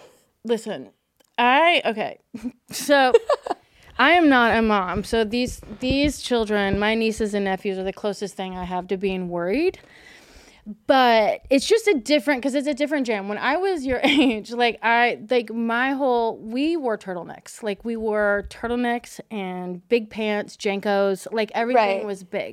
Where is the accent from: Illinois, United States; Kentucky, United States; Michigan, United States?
Kentucky, United States; I'm from Kentucky. My whole family's from Kentucky.